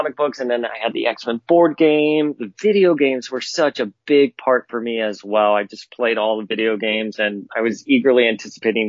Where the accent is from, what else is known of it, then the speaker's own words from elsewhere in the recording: Miami, Florida, United States; moved away as an adult; I grew up in Miami during the late 80s, early 90s